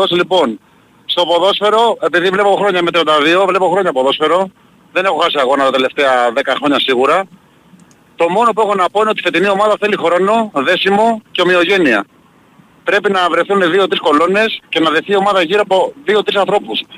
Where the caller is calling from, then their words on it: Peristeri, Attica, Greece; Εγώ είμαι Ολυμπιακός από Περιστέρη.